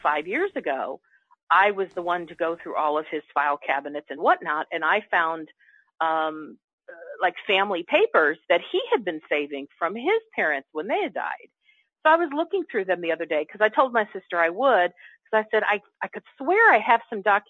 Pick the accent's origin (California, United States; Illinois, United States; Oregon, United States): Illinois, United States; Chicago; I grew up in Chicago